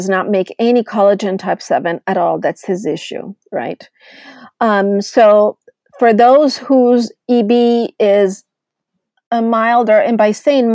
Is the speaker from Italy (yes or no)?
yes; Italy; moved away; I grew up in Italy